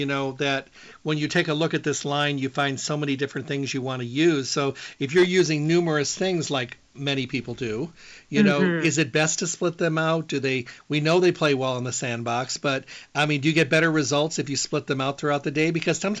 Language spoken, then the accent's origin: English; Midwest, United States; I'm from the Midwest, so you never know how to dress this time of year.